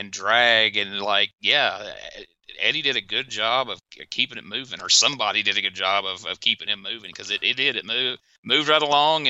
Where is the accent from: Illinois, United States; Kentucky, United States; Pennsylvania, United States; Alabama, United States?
Pennsylvania, United States; Philadelphia; I ain't never been to Philadelphia, Mississippi. I'm from Philadelphia, Pennsylvania.